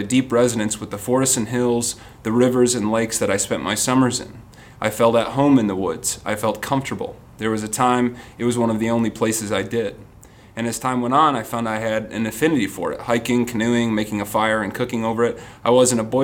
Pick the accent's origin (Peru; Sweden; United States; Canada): United States; Rockford, Illinois; I was born and raised in Rockford, Illinois, about an hour and a half west of Chicago.